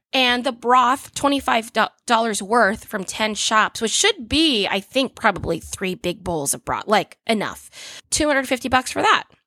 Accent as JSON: {"language": "English", "town": "Orlando", "region": "Florida", "country": "United States", "tie": "born or raised there", "said": "it's my hometown. I'm very Orlando."}